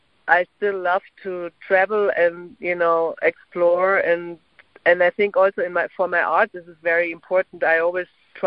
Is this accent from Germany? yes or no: yes; Berlin, Germany; English is a second language; moved away as an adult; now in New York, United States; And also, I'm an immigrant, so I mean, I don't know, but that probably has to do something too. I mean, I immigrated from Berlin to New York in 1998